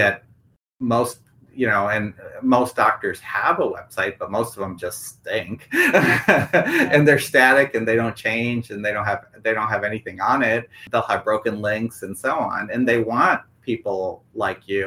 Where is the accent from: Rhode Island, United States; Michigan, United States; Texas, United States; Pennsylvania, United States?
Michigan, United States; moved away as an adult; also born or lived in Mississippi; now in Brentwood, United States; growing up in Michigan, our bank that we grew up with is NBD, National Bank of Detroit